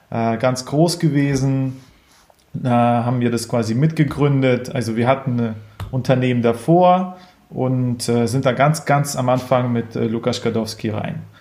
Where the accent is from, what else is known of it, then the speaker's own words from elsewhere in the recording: Ukraine; now in Berlin, Germany; ursprünglich aus der Ukraine, in, nach Deutschland gezogen, in, ich glaube, 98, hier ein bisschen aufgewachsen, hin und her geflogen äh, ziemlich wilde Zeit und äh, war dann aber am Ende in Berlin.